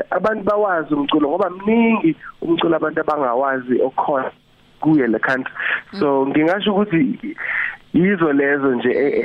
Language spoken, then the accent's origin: Zulu; Durban, KwaZulu-Natal, South Africa; ngiphinde ngize lapha ekhaya eThekwini